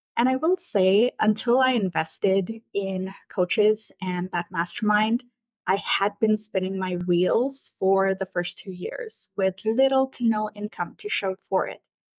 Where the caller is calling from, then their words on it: Vancouver, British Columbia, Canada; I'm joining you from Vancouver in British Columbia, Canada.